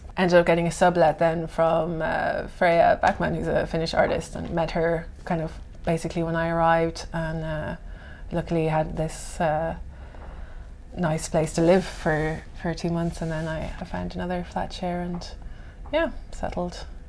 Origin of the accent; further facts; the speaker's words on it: Ireland; moved away as an adult; also born or lived in Berlin, Germany; now in Helsinki, Finland; So yes, I'm originally from Ireland. I've been living in Finland for the last 5 years. I left Ireland when I was 22 and moved to Berlin. So I was there before here. I first came here to do my master's in 2009